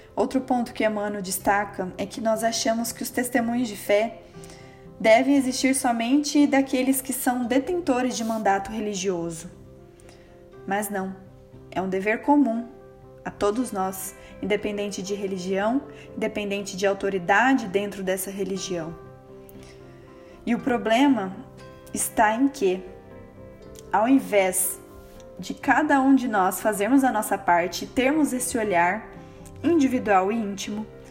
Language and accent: Portuguese; Londrina, Paraná, Brazil; Eu nasci e moro em Londrina, no estado do Paraná